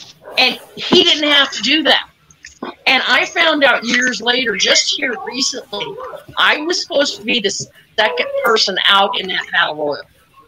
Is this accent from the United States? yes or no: yes; Portland, United States; Buddy Rose threw me into a brick wall and busted my head open in my hometown.